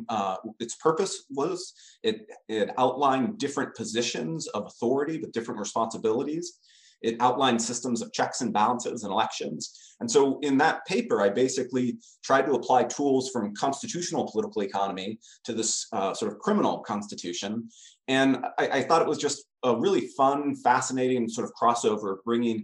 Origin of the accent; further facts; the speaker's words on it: California, United States; Growing up in California